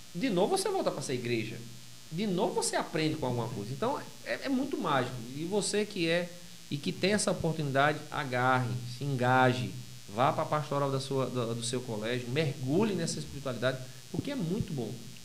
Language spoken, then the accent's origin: Portuguese; Iguatu, Ceará, Brazil; now in Parnamirim, Brazil; Eu sou do interior do Ceará. Eu sou cearense, com muito orgulho.